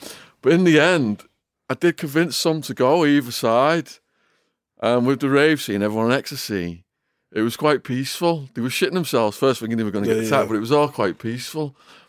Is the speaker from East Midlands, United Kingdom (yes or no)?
no; Widnes, North West England, United Kingdom; I'm from Widnes and I'd go raving in Manchester and raving in Liverpool.